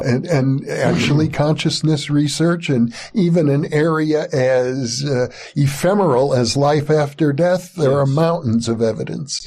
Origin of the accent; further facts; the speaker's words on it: Wisconsin, United States; moved away; I grew up in Wisconsin